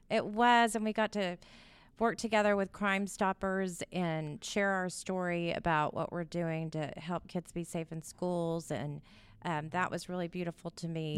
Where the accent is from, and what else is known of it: Houston, Texas, United States; born or raised there